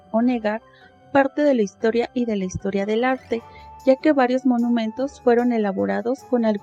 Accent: Mexico; soy mexicana, tengo 33 años

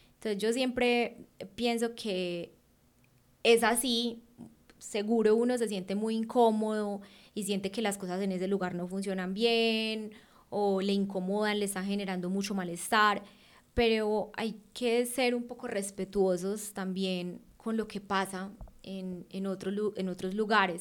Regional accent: Colombia; moved away as an adult

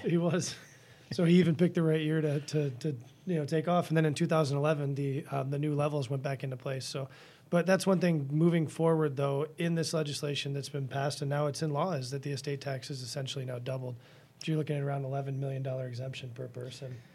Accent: Washington, District of Columbia, United States; now in Dane County, Wisconsin, United States; I grew up in Washington, N D C area

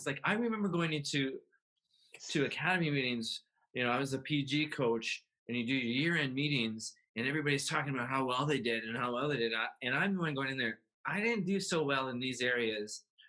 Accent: Canada; I'm a Canadian.

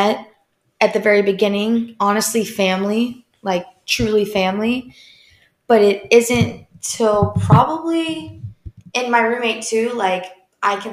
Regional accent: Memphis, Tennessee, United States; moved away as an adult; also born or lived in Barcelona, Spain; now in Miami, United States; I'm from Memphis, Tennessee, and grew up in, like, a small suburb town

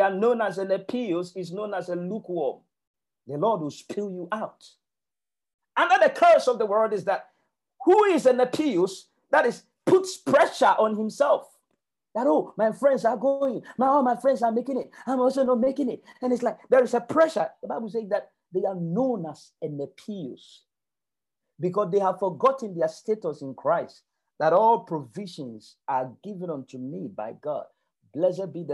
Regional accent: Ghana; moved away as an adult; now in United Kingdom; I was born and raised in Africa

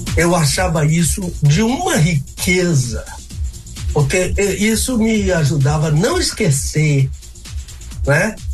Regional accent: Bahia, Brazil; moved away; also born or lived in Rio de Janeiro; eu sou baiano.

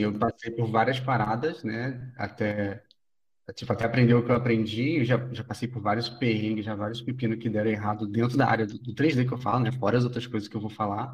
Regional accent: Rio de Janeiro, Brazil; moved away as an adult; also born or lived in Búzios; now in São Paulo, Brazil; eu, sou do Rio, né? Eu, eu, morava em Búzios, na região dos Lagos, no Rio de Janeiro.

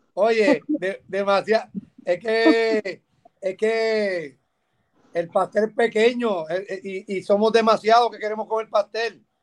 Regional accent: Puerto Rico; nosotros como boricua

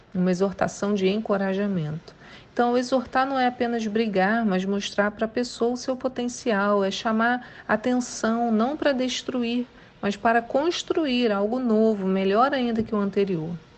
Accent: São Gonçalo, Rio de Janeiro, Brazil; Mas eu sou de São Gonçalo, né? Então não posso nem dizer que sou carioca da Gema

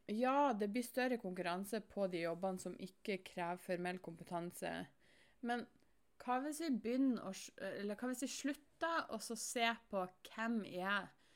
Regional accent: Norway; jeg som nordmann

